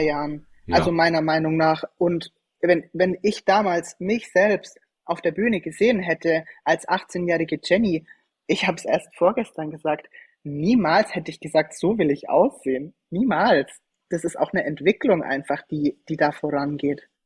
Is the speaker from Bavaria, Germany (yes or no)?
yes; Schweinfurt, Bavaria, Germany; ich komme ursprünglich aus Franken, aus Schweinfurt